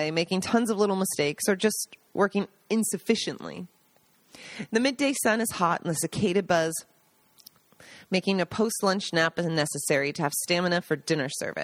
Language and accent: English; Seattle, Washington, United States; moved away as an adult; also born or lived in New York; now in Italy; Growing up in Seattle